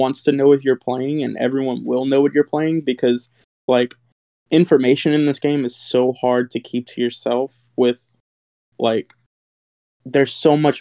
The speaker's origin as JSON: {"language": "English", "town": "Lafayette", "region": "Louisiana", "country": "United States", "said": "I'm from Lafayette, Louisiana."}